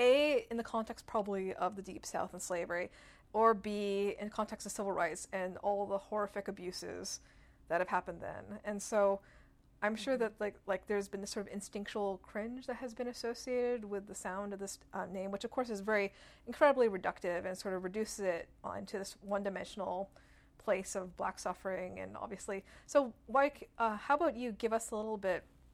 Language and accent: English; Canada; As a Canadian for a long time